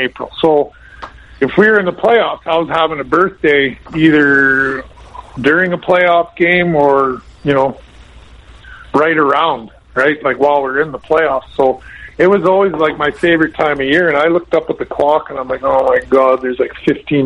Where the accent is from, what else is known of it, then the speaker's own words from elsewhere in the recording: Lethbridge, Alberta, Canada; moved away; I grew up in Lethbridge